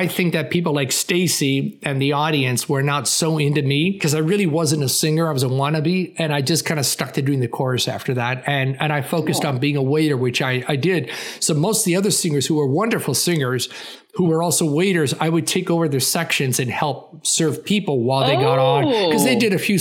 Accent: Toronto, Ontario, Canada; moved away as an adult; also born or lived in Paris / Los Angeles; being of Greek extract from Toronto.

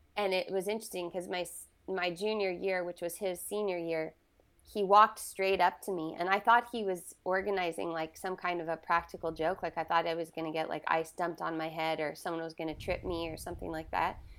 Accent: Southern California, United States; I was born in Northern California, and I was raised in Southern California

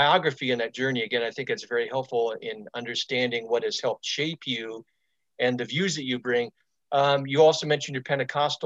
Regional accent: Stockton, California, United States; I'm from Northern California too. I was born and raised in Stockton

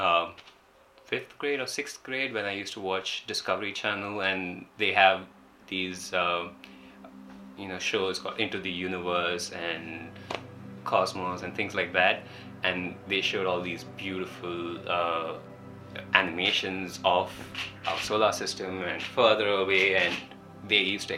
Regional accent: Bangalore, Karnataka, India; moved away as an adult; now in Germany; I'm from India, from a city called Bangalore

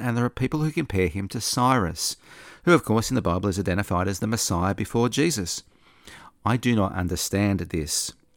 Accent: Australia; also born or lived in Sydney; I'm not American, I'm an Australian

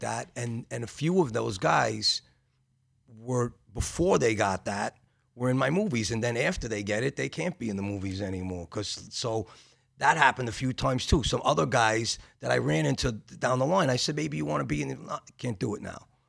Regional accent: New York City, New York, United States; also born or lived in Bensonhurst, Brooklyn; I grew up in Gravesend, Bensonhurst

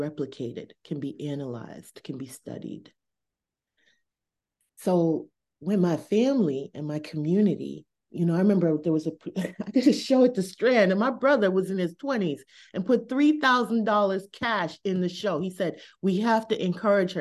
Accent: Boston, Massachusetts, United States; I was on Blue Hill and Talbot. That's that corridor I grew up

